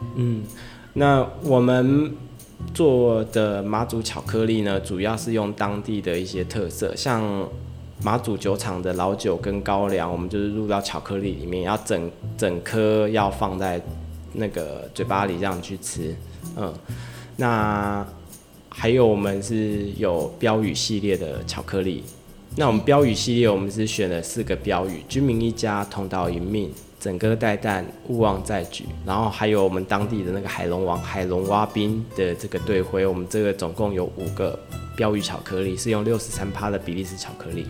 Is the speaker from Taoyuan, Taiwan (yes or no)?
yes; Taoyuan, Taiwan; moved away as an adult; now in Matsu, Taiwan; 我们是在桃园出生的当地人